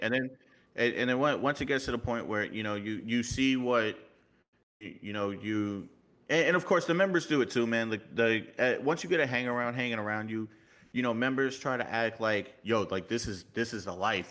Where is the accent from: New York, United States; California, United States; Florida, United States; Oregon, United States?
New York, United States; accent: New York; also born or lived in Miami; I was born in Miami, raised in New York, so I kinda have that little bit of New York emphasis